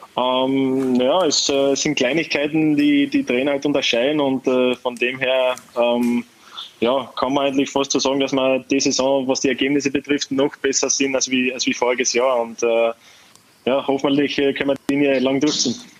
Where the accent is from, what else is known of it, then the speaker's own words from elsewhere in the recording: Carinthia, Austria; also born or lived in Netherlands; now in Wolfsburg, Germany; als Österreicher